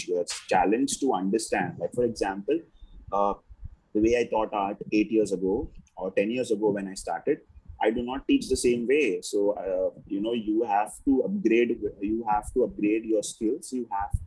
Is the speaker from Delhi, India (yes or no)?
no; Mumbai, Maharashtra, India; I grew up in Bombay